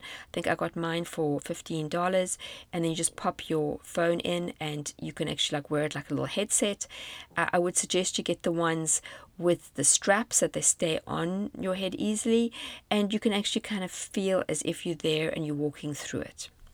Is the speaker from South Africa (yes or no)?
yes; South Africa; moved away as an adult; South Africa on a virtual trip, my home country